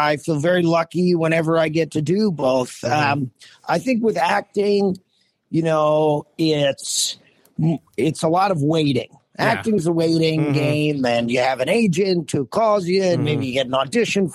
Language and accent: English; New Jersey, United States; I grew up in Jersey, and I would do open mics at the Comic Strip in high school